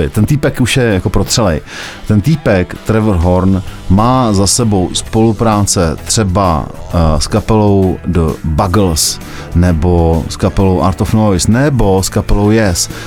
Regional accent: South Bohemian Region, Czechia; Já jsem taky Jihočechem uh, eh, víc než Budějčákem, ale to je jiný příběh.

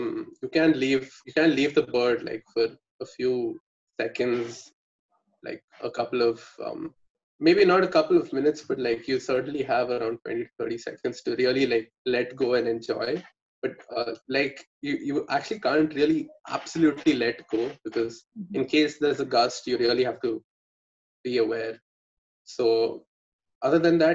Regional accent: Bangalore, Karnataka, India; I'm from Bangalore, so I know the Bangalore region folks

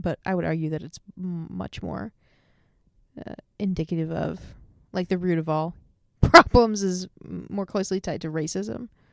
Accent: Michigan, United States; also born or lived in Hawaii; now in Seattle, United States

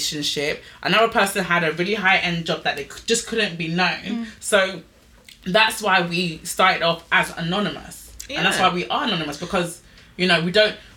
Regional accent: England, United Kingdom; we're English.

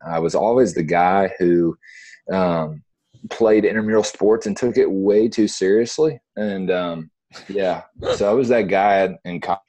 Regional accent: Dothan, Alabama, United States; moved away as an adult; also born or lived in Virginia / Decatur; now in Birmingham, United States; from the South, born in Virginia, moved down south through Decatur, through Dothan, and I would probably say Dothan's the hometown

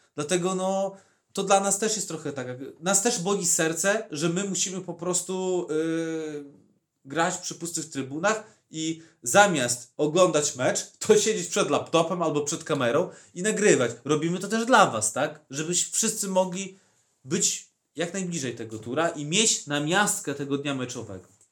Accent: Podlaskie Voivodeship, Poland; u nas na Podlasiu

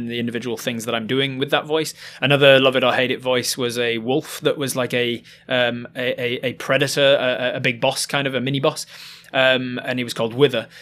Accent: Yorkshire and the Humber, United Kingdom; born or raised there; now in Auckland, New Zealand

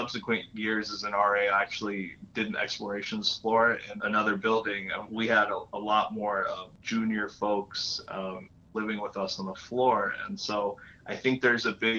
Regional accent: Florida, United States; moved away; also born or lived in New York; I grew up in Florida

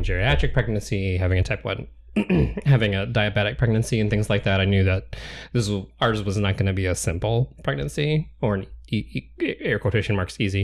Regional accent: Eastern Washington, United States; I'm from Eastern Washington

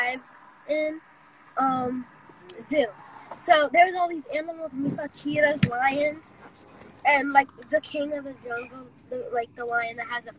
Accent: Boston, Massachusetts, United States; And I'm from Boston.

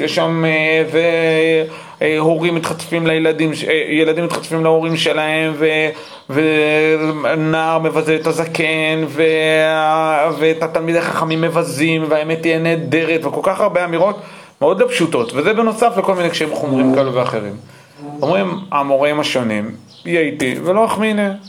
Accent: United States; now in Israel; גם אני נולדתי באמריקה

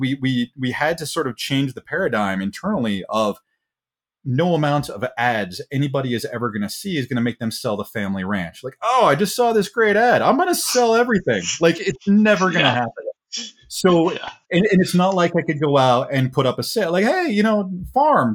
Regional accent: New Meadows, Idaho, United States; My hometown has about 500 people, New Meadows, yeah. Idaho, if you want to look that one up. Terrific place to grow up

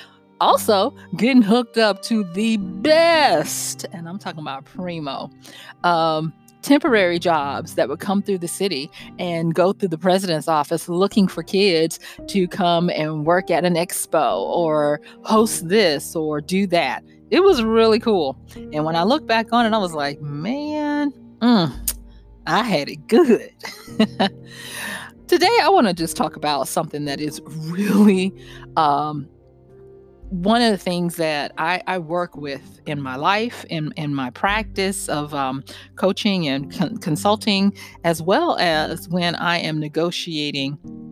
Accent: Louisiana, United States; I'm from North Louisiana.

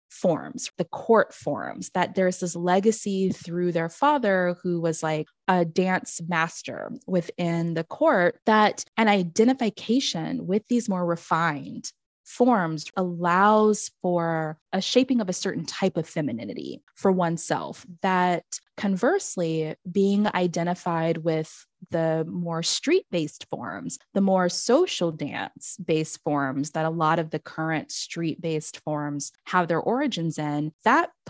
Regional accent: Banyumas, Central Java, Indonesia; not only because I'm from Banyumas, am I interested in Lengger. You know, we had to do dance lessons in elementary school, so we learned all the regional dances

